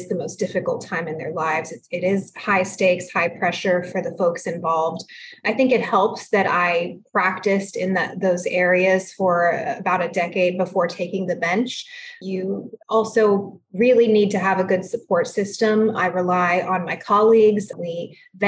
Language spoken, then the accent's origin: English; San Antonio, Texas, United States; first language Spanish; English is a second language; I'm from San Antonio. That's where I preside as a judge